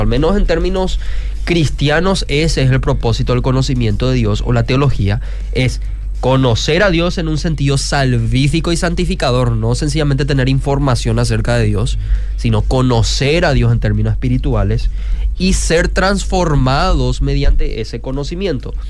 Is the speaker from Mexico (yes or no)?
no; Luque, Central, Paraguay; Yo también soy de Luque, esa misma zona